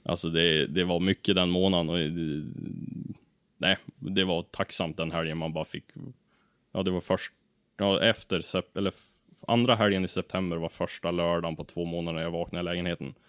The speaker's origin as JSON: {"language": "Swedish", "town": "Ullånger", "region": "Västernorrland County", "country": "Sweden", "said": "jag är ju från Ullånger, en liten by i Kramfors kommun"}